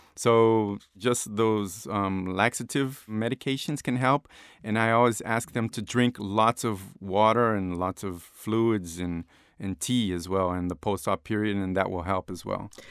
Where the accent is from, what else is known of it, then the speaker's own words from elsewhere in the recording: Rio de Janeiro, Brazil; moved away as an adult; I was born in Rio de Janeiro, Brazil.